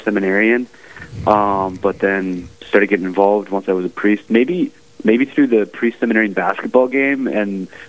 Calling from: Washington, District of Columbia, United States; I'm at the USCCB in Washington, D.C.

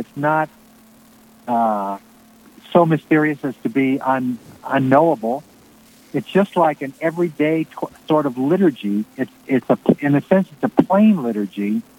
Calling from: Nebraska, United States; From the middle of Nebraska, York County. I'm on my way with my wife to visit a daughter, son-in-law, and grandchildren.

